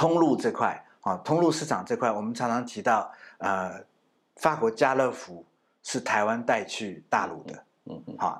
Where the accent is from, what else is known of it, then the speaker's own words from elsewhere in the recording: Belgium; Chinese is a second language; now in Taiwan; 就是我们比利时人要他如果呃小时候如果想要他父母可以让他选择用荷语上学，或者是用法语上学，所以我我这边在台湾也有在呃推广呃比利时法语。